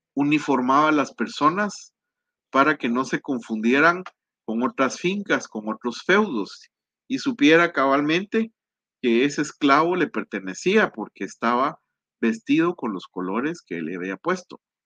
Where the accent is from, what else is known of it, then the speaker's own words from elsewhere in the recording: Guatemala; aquí en mi país, en la antigua